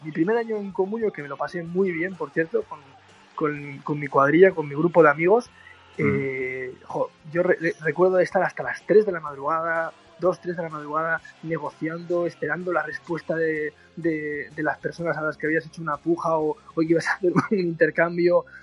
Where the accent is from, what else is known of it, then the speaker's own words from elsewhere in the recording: Irún, Basque Country, Spain; he crecido con la radio porque yo soy de Irún en Irún tenemos una emisora de radio